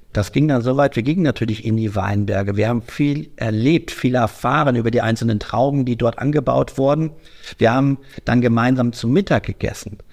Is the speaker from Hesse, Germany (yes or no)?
no; Düsseldorf, North Rhine-Westphalia, Germany; Ich komme aus Düsseldorf.